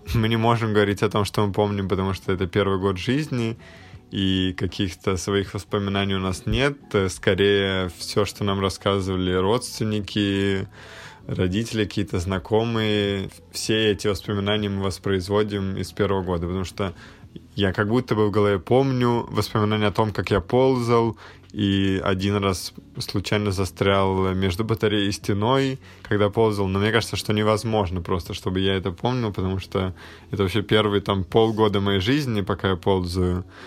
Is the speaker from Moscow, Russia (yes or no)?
yes; Moscow, Russia; я, например, родился в Москве и как бы всю жизнь здесь живу, всю жизнь здесь рос